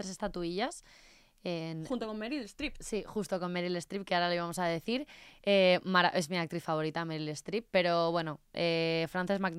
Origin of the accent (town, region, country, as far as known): Spain